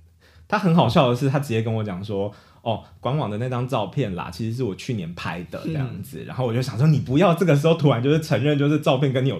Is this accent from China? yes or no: no; Taiwan; 我是台湾人